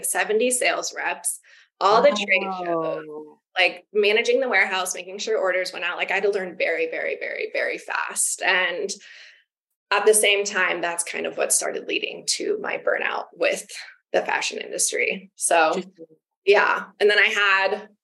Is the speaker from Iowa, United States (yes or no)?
yes; Des Moines, Iowa, United States; I am from Des Moines, Iowa. So mm-hmm. I grew up, I was born and raised there